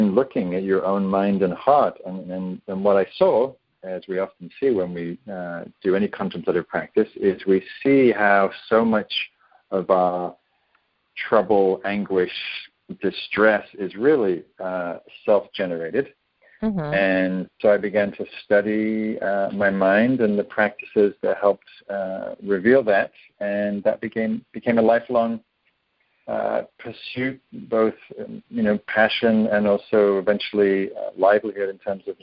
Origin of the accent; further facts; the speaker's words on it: the north of England, United Kingdom; moved away as an adult; also born or lived in London; now in Northern California, United States; I grew up in England in the north, and I moved to London